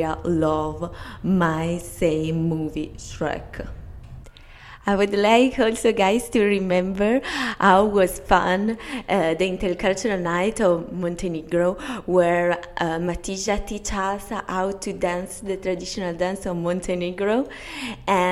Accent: Italy; I'm a volunteer from COSI, and I'm Italian

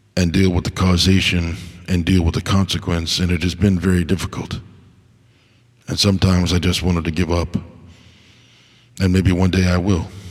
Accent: United States; as an American

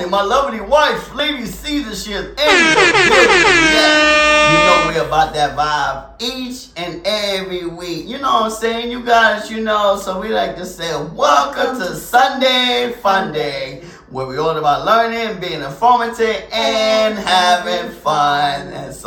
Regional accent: Jersey City, New Jersey, United States; my hood in New Jersey, Jersey City

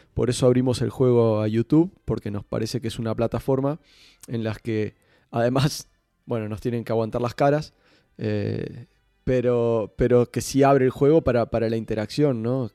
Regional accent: Montevideo, Uruguay; moved away as an adult; now in Barcelona, Spain; soy uruguayo, Nací hace 40 años en la ciudad de Montevideo, pero desde hace desde el 2005 que vivo en Barcelona

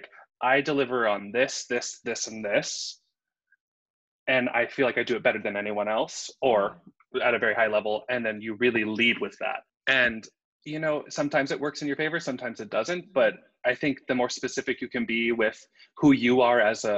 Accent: Southern California, United States; I grew up in Southern California

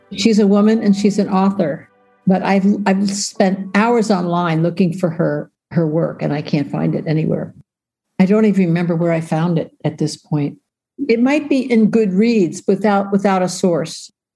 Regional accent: New York, United States; I grew up in New York

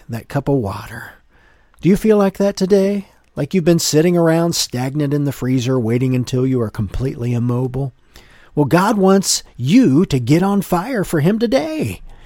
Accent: Ohio, United States; growing up in Ohio

